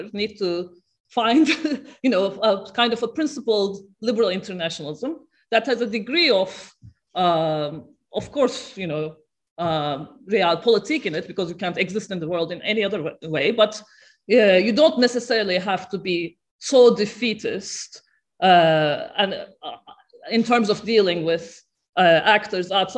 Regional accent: Turkey; I'm from Turkey

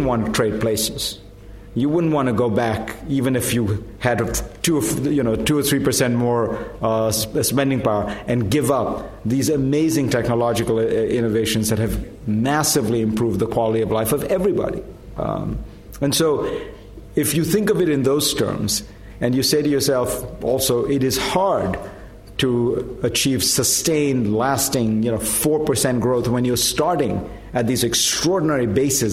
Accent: India; moved away; I grew up in India

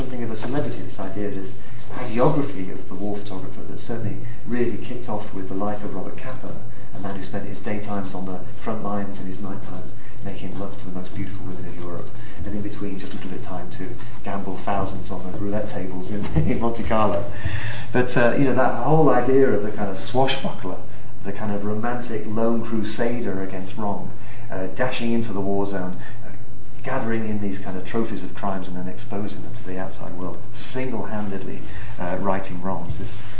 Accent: Nigeria; born there; and I was born in Nigeria

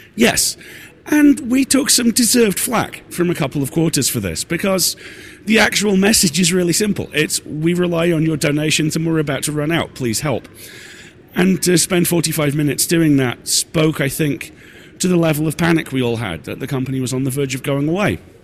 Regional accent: United Kingdom; I'm British

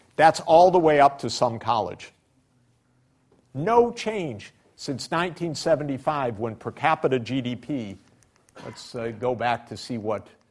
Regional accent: Detroit, Michigan, United States; I grew up in Detroit

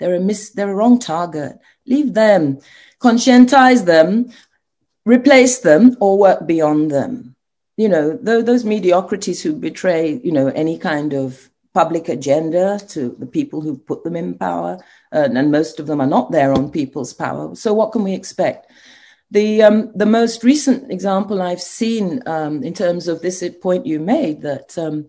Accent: Nigeria; now in Ghana; it's such an outrage for me as a Nigerian professor to admit that my country and Ghana, where I'm now working, have the highly educated women, the lowest in politics.

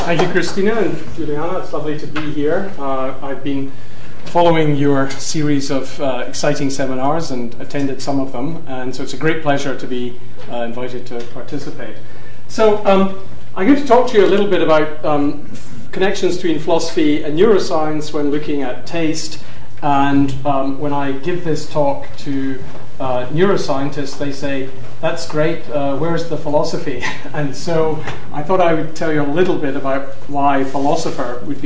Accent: Glasgow, Scotland, United Kingdom; now in London, United Kingdom; as a Scot, having grown up in Glasgow

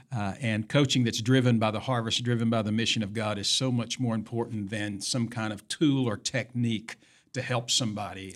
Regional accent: Tennessee, United States; moved away; Tennessee, my home state

